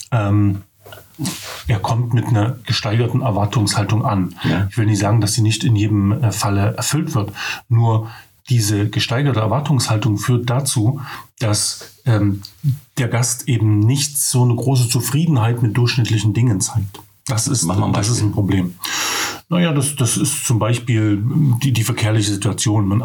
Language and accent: German; Altenburg, Thuringia, Germany; bin dann nach Altenburg gegangen, weil das meine Heimat